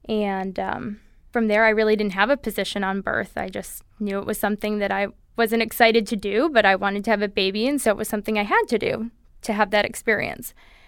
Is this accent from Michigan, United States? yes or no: yes; Holland, Michigan, United States; now in California, United States; I grew up in Michigan, in Holland, Michigan, on the west side of the state, and we moved out to California about 7 years ago.